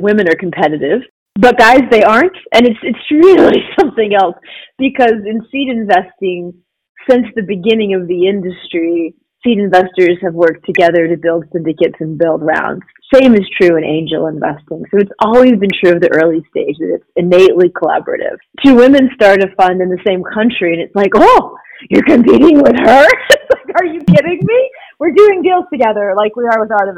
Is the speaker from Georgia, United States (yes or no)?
yes; Georgia, United States; moved away as an adult; also born or lived in Texas; I was raised in Georgia